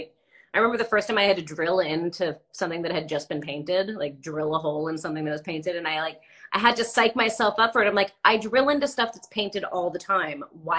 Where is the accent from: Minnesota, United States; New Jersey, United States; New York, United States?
New Jersey, United States; I'm from New Jersey